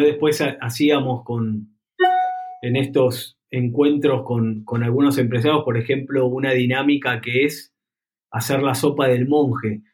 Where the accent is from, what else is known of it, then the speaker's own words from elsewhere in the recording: Buenos Aires, Argentina; yo nací en Buenos Aires, en una familia acomodada, con buen colegio y demás